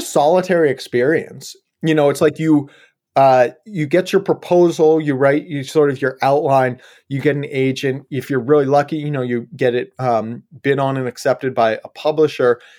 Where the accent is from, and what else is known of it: Yellow Springs, Ohio, United States; born or raised there; moved away as an adult; also born or lived in Colorado / California; now in Portland, United States